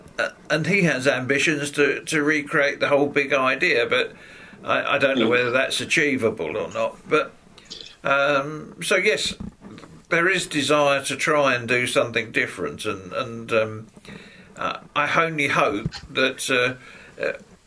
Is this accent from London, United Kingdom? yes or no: yes; Sidcup, London, United Kingdom; also born or lived in Rochester / Heybridge Basin, Essex; now in Spalding, United Kingdom; I was born in Sidcup.